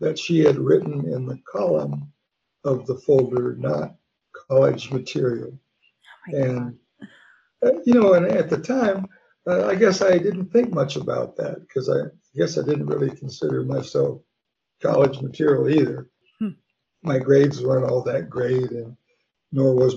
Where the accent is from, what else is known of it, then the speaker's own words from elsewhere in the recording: Wichita, Kansas, United States; also born or lived in Oklahoma; I was born actually in Wichita, Kansas